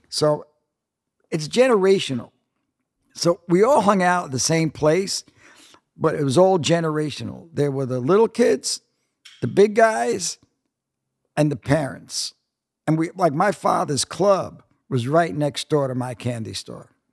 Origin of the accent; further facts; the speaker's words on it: New York City, New York, United States; moved away as an adult; also born or lived in California; I grew up one block from Macaulay's